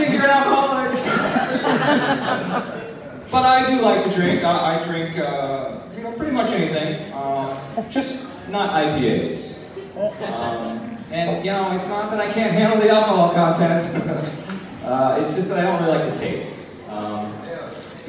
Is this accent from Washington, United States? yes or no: yes; Tacoma, Washington, United States; Glad to be here in my hometown with my people